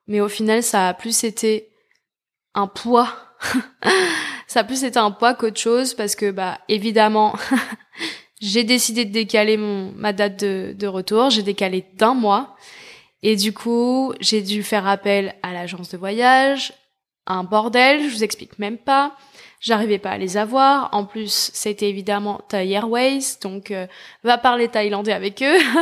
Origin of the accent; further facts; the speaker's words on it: France; en tant que Français